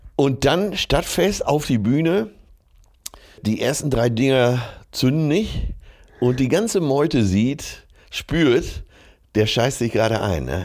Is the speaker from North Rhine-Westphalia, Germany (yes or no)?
yes; Essen, North Rhine-Westphalia, Germany; aus meiner Geburtsstadt